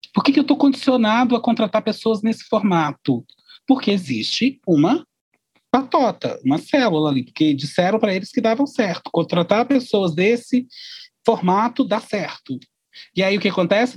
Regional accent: Brazil; nós somos brasileiros, nós estamos no Brasil

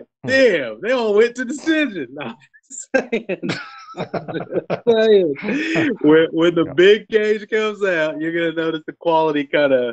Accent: Tulsa, Oklahoma, United States; my hometown out of Tulsa

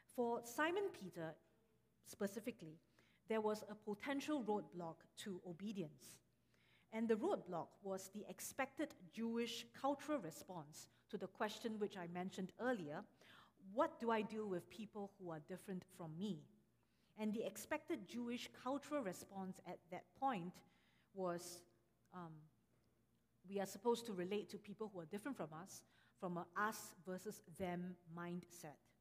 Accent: Singapore; moved away; I am from Singapore. And actually, I'm also from a, a Chinese church growing up

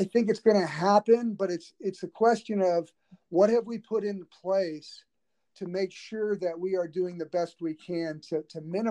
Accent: Southern California, United States; also born or lived in Los Angeles; growing up in Southern California, I attended John Wooden's summer basketball camp. And I was living in Los Angeles

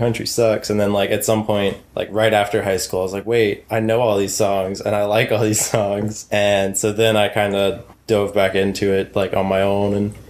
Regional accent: Texarkana, Arkansas, United States; also born or lived in Texas / North Carolina; So yeah, I was born in Texas, but I never lived there. My family lived in Arkansas. So Texarkana is on the border of Arkansas and Texas. Right. So we lived on the Arkansas side, but the hospital's on the Texas side.

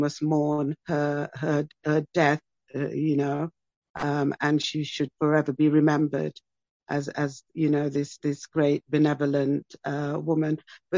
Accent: England, United Kingdom; Yes, my brother. Well, I mean, it's been a really interesting September because, Great Britain, England, you know

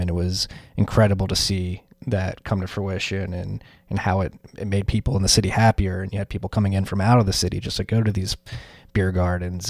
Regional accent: Philadelphia, Pennsylvania, United States; as a Philadelphian

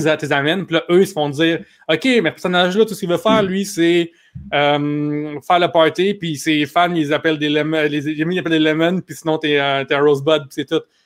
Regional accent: Quebec, Canada; en tant que Québécois

